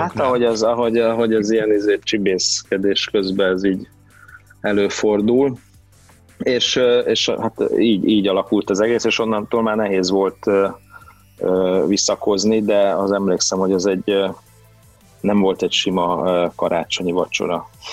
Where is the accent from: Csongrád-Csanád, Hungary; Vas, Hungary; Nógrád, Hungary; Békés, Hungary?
Vas, Hungary; also born or lived in Debrecen / Budapest; a gyerekkorom nagy részét ott töltöttem